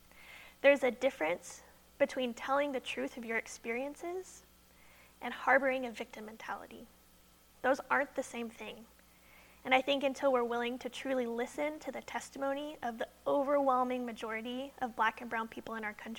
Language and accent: English; Wimberley, Texas, United States; I'm about the age when people start buying homes. And I'm from Wimberley